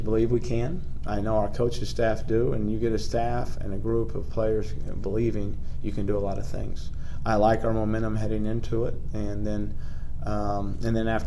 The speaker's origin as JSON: {"language": "English", "region": "Midwest", "country": "United States", "tie": "born or raised there", "moved": "yes", "said": "I grew up in the Midwest in a little small country bumpkin"}